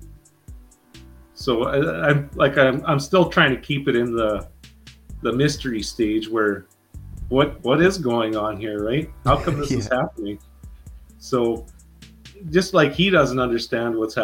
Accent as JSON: {"language": "English", "town": "Regina", "region": "Saskatchewan", "country": "Canada", "tie": "born or raised there", "said": "the Queen City, which is my hometown, Regina"}